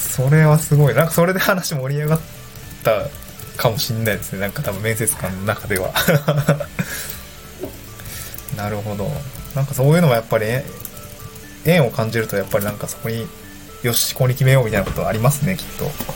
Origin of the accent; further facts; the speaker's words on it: Niigata, Japan; moved away; also born or lived in Tokyo / Awaji Island; 私も新潟出身で